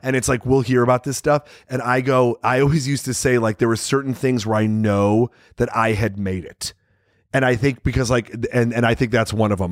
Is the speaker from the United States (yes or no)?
yes; Chicago, Illinois, United States; growing up in Chicago